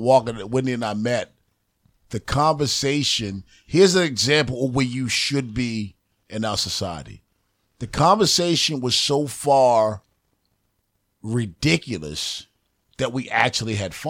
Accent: Baltimore, Maryland, United States; I'm from West Baltimore.

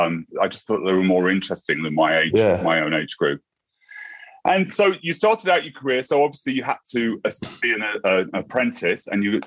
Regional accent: Lincolnshire, East Midlands, United Kingdom; also born or lived in America; now in London, United Kingdom; So I'm originally from Lincolnshire.

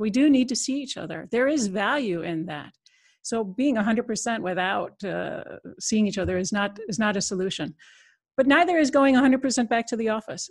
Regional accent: United States; moved away as an adult; now in Netherlands; I'm an American citizen, but I've been in Europe almost, uh, twenty-five years, so came over on a European project

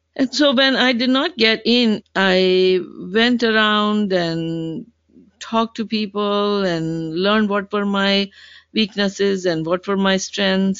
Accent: Pakistan; now in Seattle, United States; a 19 year old Pakistani girl.

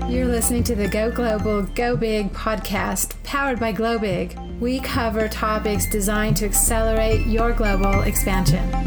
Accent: Germany; first language German; English is a second language; I'm from Germany. So yes, we are both native speakers

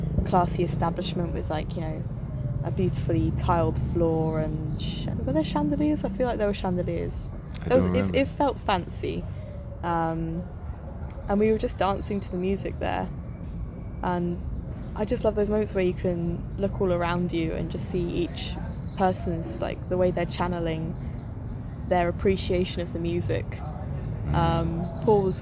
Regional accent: United Kingdom; I'm a British girl

